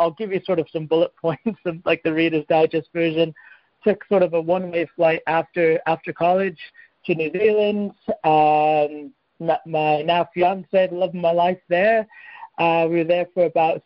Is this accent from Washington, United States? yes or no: no; Fremont, California, United States; moved away as an adult; now in Cheltenham, United Kingdom; I'm from California originally, from Fremont, California